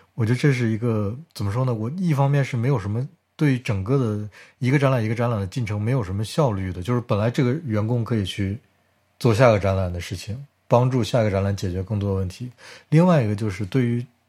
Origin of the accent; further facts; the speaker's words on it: Harbin, Heilongjiang, China; now in Germany; 你说我对家乡不热爱，我是热爱的呀。就是我，我，我从小到大觉得哈尔滨是个特别特殊的城市